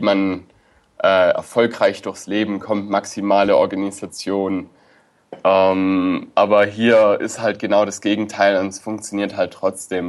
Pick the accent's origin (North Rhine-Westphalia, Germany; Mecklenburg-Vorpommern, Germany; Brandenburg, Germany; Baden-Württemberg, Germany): Baden-Württemberg, Germany; Swabia; accent: Swabian; moved away as an adult; now in Israel; ich komme ja aus Süddeutschland, ich mhm. bin ja Schwabe